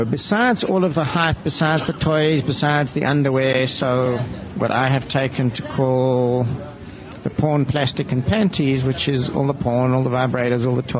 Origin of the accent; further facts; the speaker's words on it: South Africa; we don't really see it as being a South African problem or it happening in South Africa.